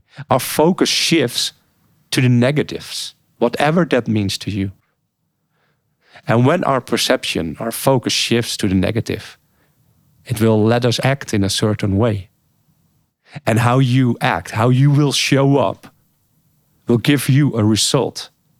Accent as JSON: {"language": "English", "country": "Bosnia & Herzegovina", "tie": "born or raised there", "second_language": "English", "said": "I've restarted rebuilding my old house where I grew up in Bosnia."}